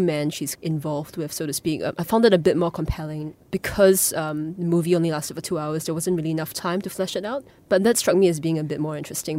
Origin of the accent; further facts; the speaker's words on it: Singapore; as a Singaporean, as an Asian